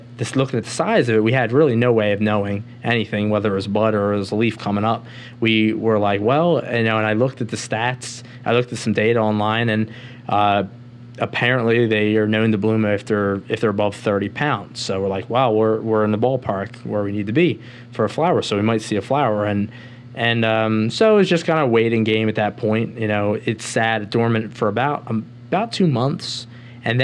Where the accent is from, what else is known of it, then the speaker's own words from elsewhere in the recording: Philadelphia, Pennsylvania, United States; moved away as an adult; Philadelphia, my hometown